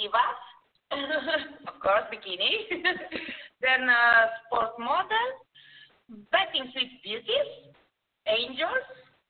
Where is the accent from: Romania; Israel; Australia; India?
Romania; English is a second language; now in Italy; I'm from Romania. I'm living here in Italy.